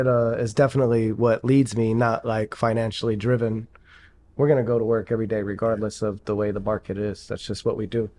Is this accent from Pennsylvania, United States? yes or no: yes; Pittsburgh, Pennsylvania, United States; moved away; I'm from Pittsburgh originally